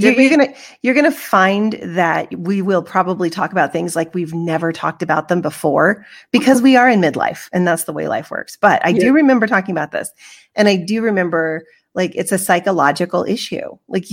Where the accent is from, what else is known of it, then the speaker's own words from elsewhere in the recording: the South, United States; accent: Southern; Like I used my little Southern accent and it was really funny.